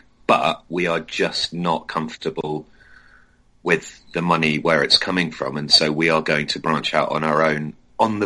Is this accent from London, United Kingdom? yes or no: no; near Southampton, South East England, United Kingdom; I grew up near Southampton, they were my closest side, so I support them